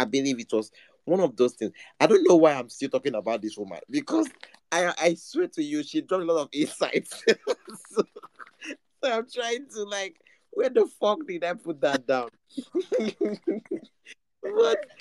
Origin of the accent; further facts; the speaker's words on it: Nigeria; I'm just an ordinary Nigerian